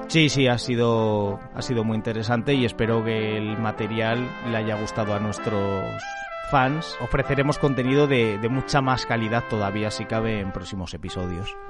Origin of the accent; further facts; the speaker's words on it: Salamanca, Castile and León, Spain; now in Madrid, Spain; la ciudad donde se encuentra mi pueblo